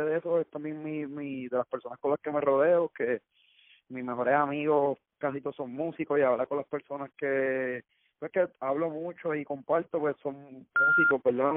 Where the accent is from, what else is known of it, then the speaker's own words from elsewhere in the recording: Cayey, Puerto Rico; soy de acá de Calle y full respeto y amo Calle con mi vida